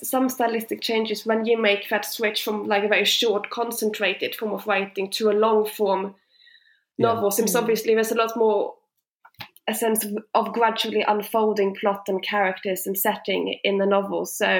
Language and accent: English; Sweden; moved away as an adult; I moved from Sweden 7 years ago when I went to university. So since then, I've been back home for holidays, Christmas and summer, sometimes Easter.